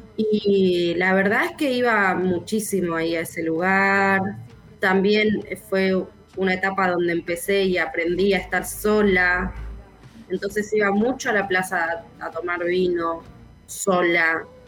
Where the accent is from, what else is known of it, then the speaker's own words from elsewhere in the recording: Zárate, Buenos Aires Province, Argentina; vine a vivir a Zárate otra vez, que es de donde yo soy, de donde nací